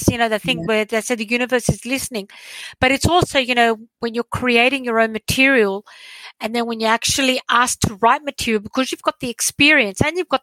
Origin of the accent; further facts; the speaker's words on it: Sydney, New South Wales, Australia; moved away as an adult; also born or lived in southern Greece; now in Greece; I'm Australian, okay? So I was born and raised in Australia, did my studies there, moved to Greece